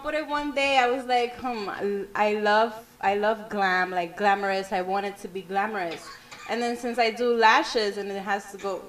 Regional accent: New York City, New York, United States; I'm from the Bronx. Okay. Yeah, South Bronx.

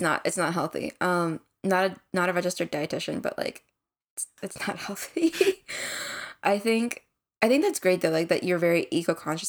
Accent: United States; we are Korean American siblings just out of college.

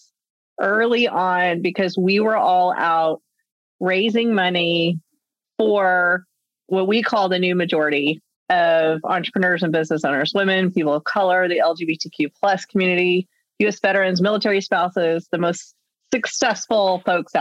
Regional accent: Texas, United States; now in California, United States; talking to you from my home state of Texas right now, but reside in California.

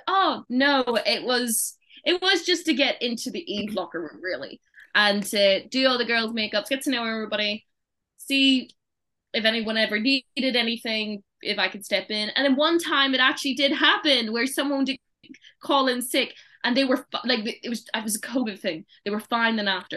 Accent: Ireland; moved away as an adult; now in United Kingdom; I'm coming from Ireland.

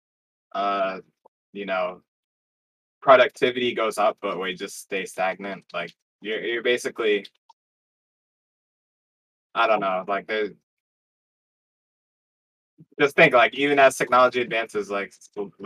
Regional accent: New Jersey, United States; Born and raised in New Jersey

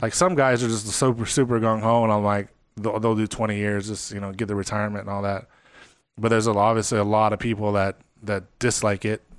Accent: Las Vegas, Nevada, United States; I'm from Vegas

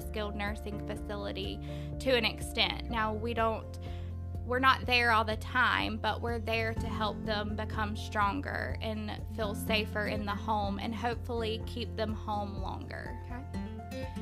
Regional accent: Live Oak, Florida, United States; I am born and raised in Live Oak, Florida. I have lived here my whole life

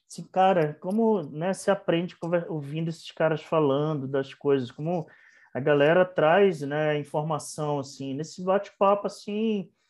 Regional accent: Manaus, Amazonas, Brazil; also born or lived in Bahia; Então, eu sou de Manaus, eu nasci em Manaus, mas meus pais são pernambucanos, né?

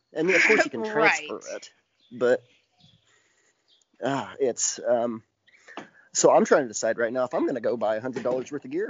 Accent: Vincennes, Indiana, United States; here in Indiana, some of the local government's starting to step in and do some stuff there. So I know back in my hometown of Vincennes

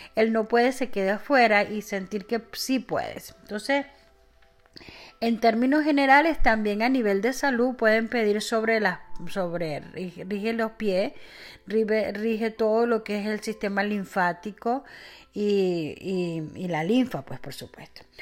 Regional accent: Venezuela; en mi país Venezuela le llamamos guanetes

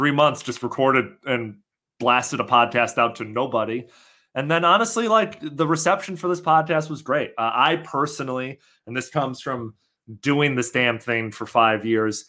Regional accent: Chicago, Illinois, United States; moved away; my hometown of Chicago

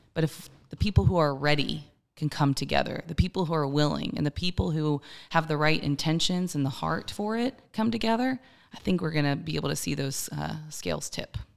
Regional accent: Maryland, United States; now in Columbia, United States; I was born and raised in Maryland, but Columbia has certainly been my home

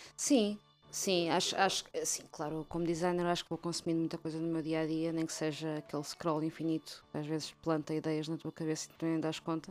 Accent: Margem Sul, Lisbon, Portugal; moved away; continuo a ter muito amor e carinho pela terra onde cresci

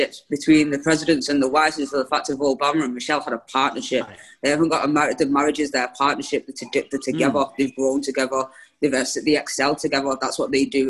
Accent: United Kingdom; we're British

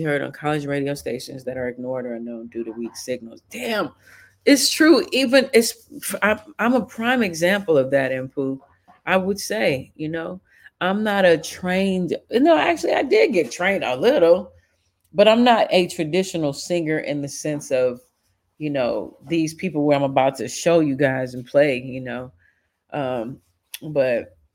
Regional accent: Chicago, Illinois, United States; I grew up in Chicago

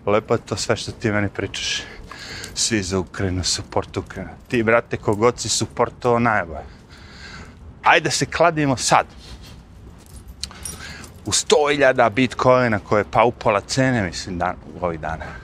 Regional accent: Serbia; now in United States; ja u zemlju iz koje sam došao iz Srbije, ili tako, mi tamo nikad nismo.

